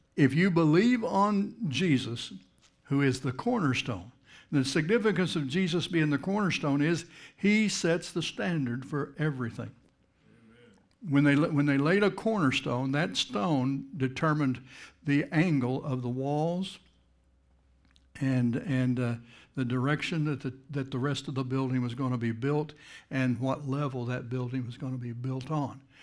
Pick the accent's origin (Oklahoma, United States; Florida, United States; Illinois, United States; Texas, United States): Texas, United States; moved away as an adult; now in Jacksonville, United States; I'm from Texas, but you know, I haven't lived in Texas since nineteen eighty-nine.